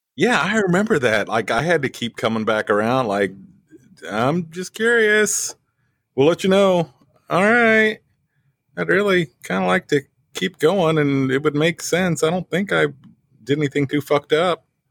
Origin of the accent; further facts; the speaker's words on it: West Plains, Missouri, United States; also born or lived in Springfield; had my first radio job in, in West Plains, my hometown